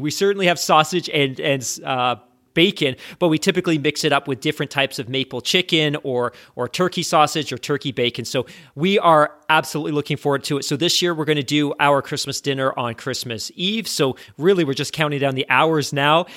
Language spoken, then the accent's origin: English; United Kingdom; moved away; I'm British. I grew up in the U K like you did